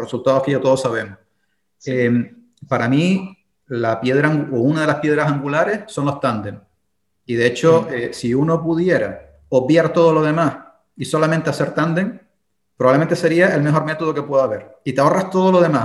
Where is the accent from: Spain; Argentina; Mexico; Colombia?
Spain; also born or lived in Berlin, Germany